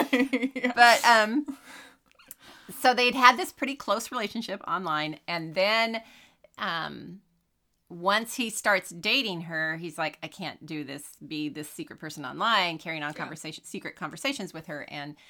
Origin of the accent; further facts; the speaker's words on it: Sacramento, California, United States; I am from Sacramento.